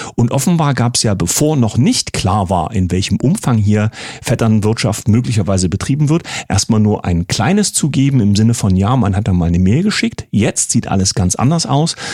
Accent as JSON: {"language": "German", "region": "East Germany", "country": "Germany", "said": "als Ossi"}